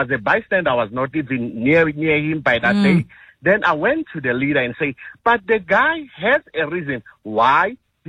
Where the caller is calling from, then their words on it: Pretoria, Gauteng, South Africa; I'm calling you from Pretoria.